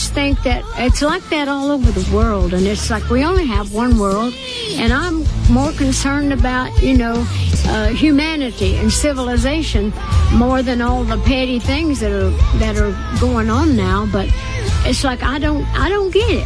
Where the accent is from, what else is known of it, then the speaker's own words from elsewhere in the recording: Tennessee, United States; I'm from Tennessee